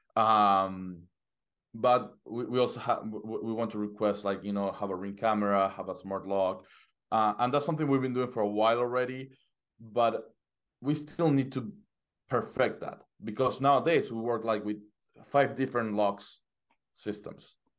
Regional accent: Argentina; moved away as an adult; now in United States; I was living in Argentina. Uh, I'm from Argentina. I just got into, to, to the U S in, in November.

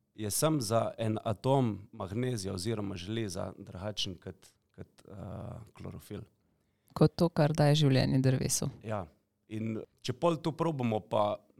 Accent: Slovenia; Slovenci smo

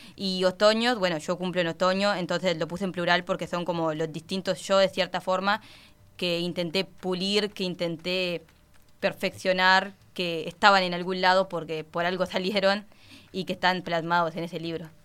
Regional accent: Nueva Palmira, Colonia, Uruguay; also born or lived in Carmelo; soy de Palmira, de Nueva Palmira.

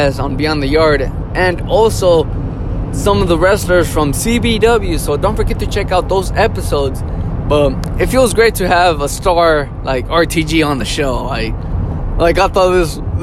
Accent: Kansas, United States; I'm from Kansas

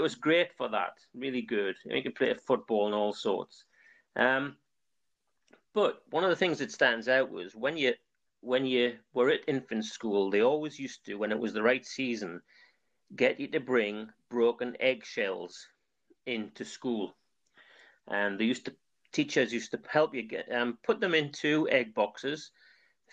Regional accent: North Seaton Colliery, North East England, United Kingdom; I was born in North Seton Colliery and lived there a lot of my younger life

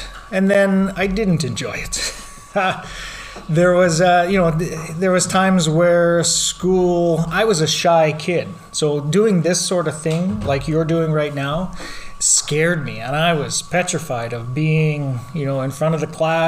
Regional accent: Lloydminster, Canada; I was born and raised here in Lloydminster, actually just outside of Lloydminster on a farm

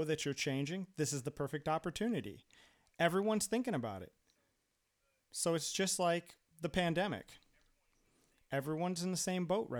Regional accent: United States; moved away as an adult; also born or lived in Brazil; now in Finland; living in the U.S. and growing up in the U.S.

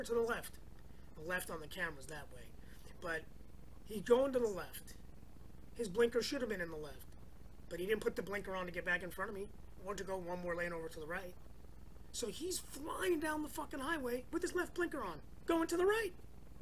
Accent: New York, United States; now in California, United States; Where I grew up in New York, they call it the parkway.

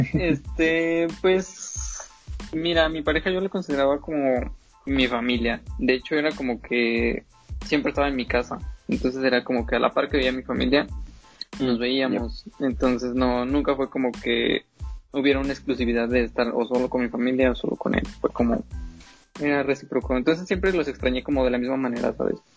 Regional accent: Zacatecas, Mexico; moved away as an adult; now in Guadalajara, Mexico; vengo de Zacatecas y pues me vine a Guadalajara porque pues quería estudiar animación

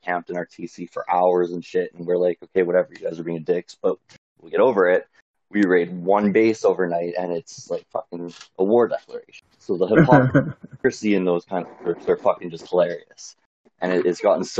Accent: Canada; I'm from Canada, I live in Canada

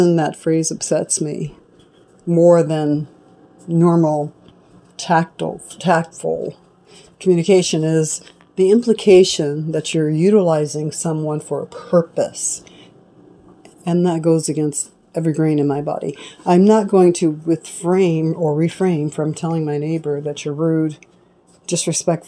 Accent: United States; I was born in America, born black in America

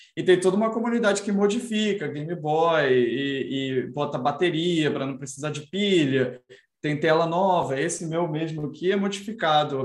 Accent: Brazil; no Brasil a gente não tinha dinheiro para tá, comprar o Super Nintendo nos anos 90

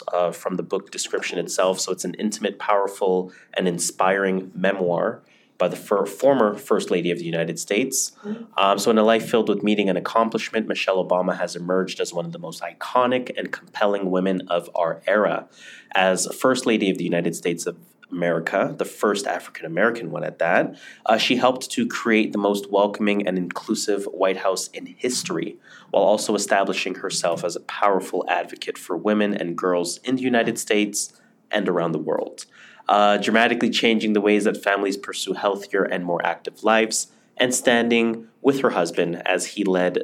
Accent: Toronto, Ontario, Canada; we're from Toronto.

